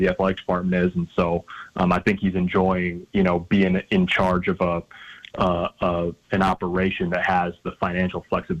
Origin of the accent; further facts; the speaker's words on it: Big Ten country, Midwest, United States; I grew up in Big Ten country